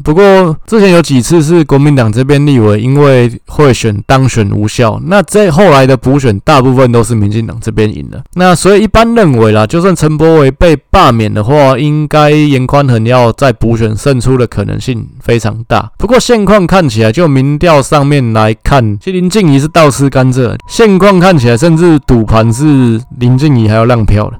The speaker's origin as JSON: {"language": "Chinese", "region": "Taipei", "country": "Taiwan", "tie": "born or raised there", "said": "我刚好其实就是万华这里长大，所以林昶佐就是我们选区的立委"}